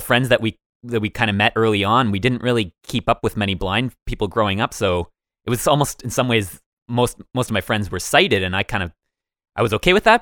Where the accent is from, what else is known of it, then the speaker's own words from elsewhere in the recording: Woodstock, Ontario, Canada; we, we grew up just outside of Woodstock, a very small city.